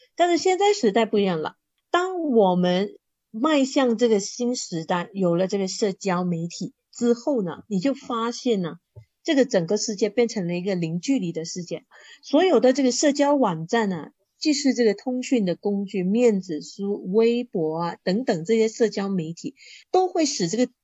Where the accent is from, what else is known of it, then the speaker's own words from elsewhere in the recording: Kuala Terengganu, Terengganu, Malaysia; 我本身是来自瓜拉登加罗